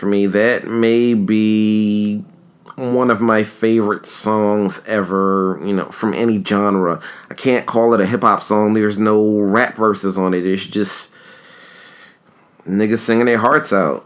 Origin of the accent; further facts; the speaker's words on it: New York, United States; a kid who grew up in New York